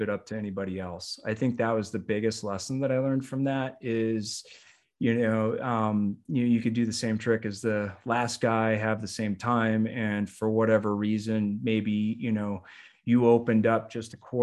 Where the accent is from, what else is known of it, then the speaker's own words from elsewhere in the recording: Upper Peninsula of Michigan, United States; also born or lived in Detroit, Michigan; So I was raised in Upper Michigan. I was born in Detroit. And then we moved to the Upper Peninsula when I was around 8.